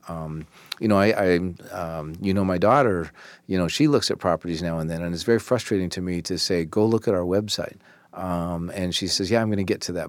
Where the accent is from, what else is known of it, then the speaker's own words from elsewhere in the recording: Puget Sound area, Washington, United States; also born or lived in Bremerton / Silverdale / Seattle / Port Angeles; now in Tacoma, United States; growing up in the Puget Sound area, I never thought that I would ever live in Tacoma